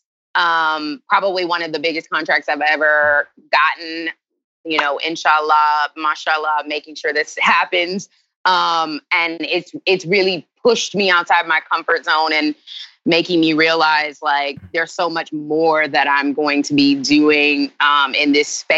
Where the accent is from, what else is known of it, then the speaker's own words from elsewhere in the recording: Charlotte, North Carolina, United States; moved away as an adult; also born or lived in Greensboro, North Carolina; born and raised 704. Like original. You know, there's nobody from Charlotte anymore. Really, I am from Charlotte.